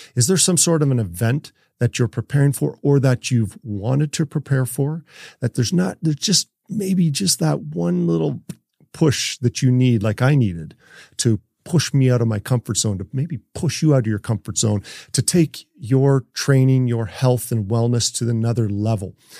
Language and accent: English; Canada; I'm from Canada, and of course, I still play hockey